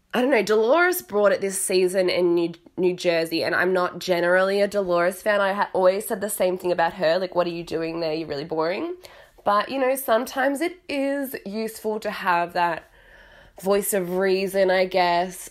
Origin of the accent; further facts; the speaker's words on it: Australia; moved away as an adult; also born or lived in Italy; now in London, United Kingdom; I'm in London now, I'm from Australia